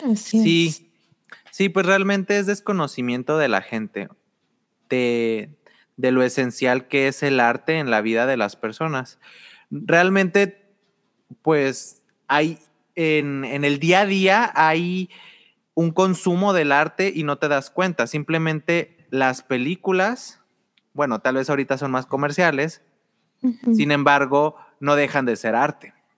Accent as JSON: {"language": "Spanish", "town": "Torreón", "region": "Coahuila", "country": "Mexico", "tie": "born or raised there", "also_born_or_lived": "southern Mexico", "said": "estuve en el sur hasta los seis años, pero ya en segundo de primaria ya estaba acá en, La Laguna. sí, soy de Torreón"}